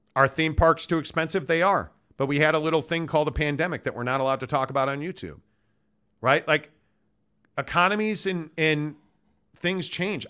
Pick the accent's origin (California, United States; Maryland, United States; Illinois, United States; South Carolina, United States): Illinois, United States; Chicago; now in Salt Lake City, United States; I grew up Catholic in Chicago as a Notre Dame fan